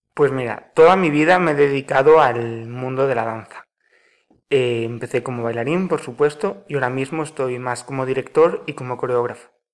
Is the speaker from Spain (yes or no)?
yes; Pontevedra, Galicia, Spain; also born or lived in Marín; Nacido aquí en Pontevedra